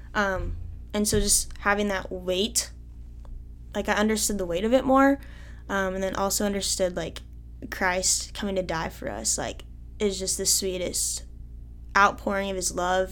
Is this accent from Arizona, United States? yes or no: no; Carlisle, Iowa, United States; I'm from Carlisle